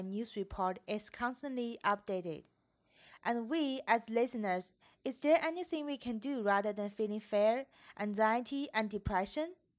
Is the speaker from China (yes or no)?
yes; China; moved away as an adult; now in Canada; My home country is China